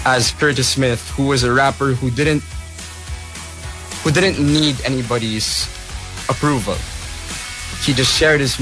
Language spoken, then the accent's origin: English; Philippines; being a Filipino artist